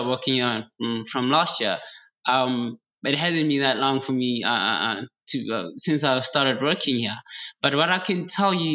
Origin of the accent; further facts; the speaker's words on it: South Africa; now in China; I'm from Africa, I'm from South Africa, in fact.